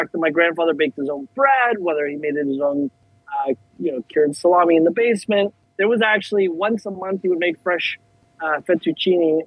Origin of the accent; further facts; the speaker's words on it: Toronto, Ontario, Canada; moved away as an adult; now in South Florida, United States; born and raised in Toronto